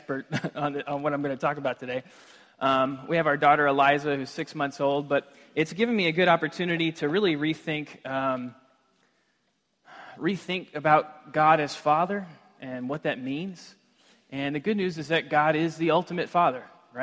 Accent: Texas, United States; also born or lived in Washington State; now in Washington, United States; I'm from Texas

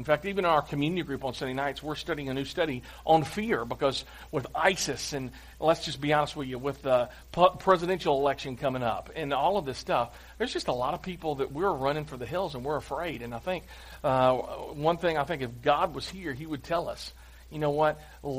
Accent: Clarksville, Tennessee, United States; I'm from Clarksville

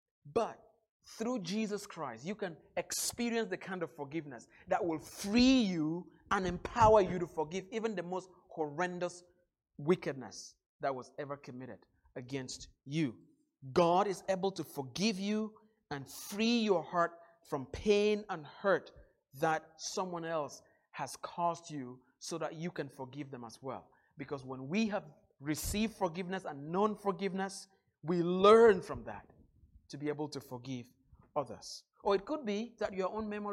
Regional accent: Northwest Region, Cameroon; moved away; back in my home country in the little town of 5,000 in the northwest part of Cameroon. Where I grew up

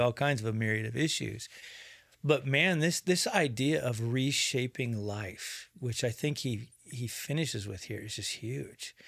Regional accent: United States; to grow up as American

